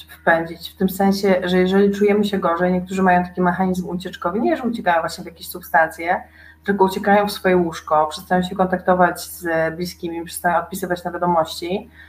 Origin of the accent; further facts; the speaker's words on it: eastern Poland, Poland; sama jestem ze wschodu